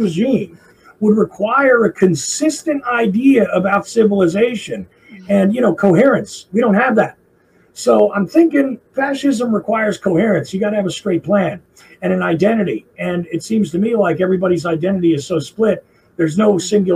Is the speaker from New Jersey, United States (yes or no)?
yes; New Jersey, United States; accent: Jersey; now in Georgia, United States; I am a Jersey guy. I live in Georgia now. So occasionally you hear weird little drawls come out of my language. But generally speaking, you can tell I'm a guy from Jersey when I speak